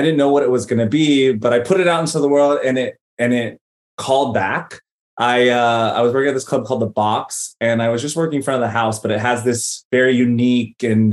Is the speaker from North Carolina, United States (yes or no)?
yes; Greensboro, North Carolina, United States; moved away as an adult; also born or lived in Los Angeles, California; we settled and planted roots in Greensboro, North Carolina. I'm really grateful I grew up in the South and had that experience. And I left at 22